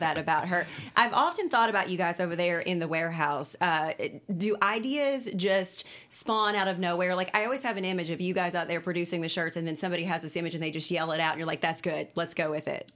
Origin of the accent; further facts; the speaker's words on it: Cynthiana, Kentucky, United States; Cynthiana, I'm from Cynthiana.